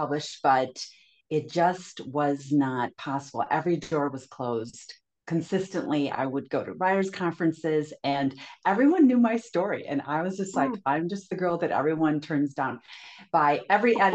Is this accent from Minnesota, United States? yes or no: yes; Minnesota, United States; moved away as an adult; now in California, United States; I was raised and lived in Minnesota until I married a guy from California